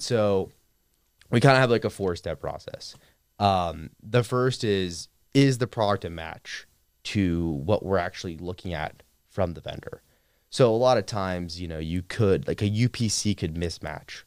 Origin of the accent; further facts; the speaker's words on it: Clearwater, Florida, United States; moved away as an adult; also born or lived in Atlanta, Georgia; now in Austin, United States; I grew up in a suburb of Tampa, Florida, Clearwater, and had a pretty normal upbringing